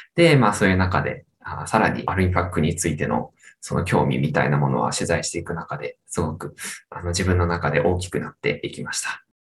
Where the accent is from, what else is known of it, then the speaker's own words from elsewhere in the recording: Iida, Nagano, Japan; moved away as an adult; now in Hamamatsu, Japan; 出身は長野県の飯田市という南の、長野県でいう、まあ長野県の中の南の方の出身です。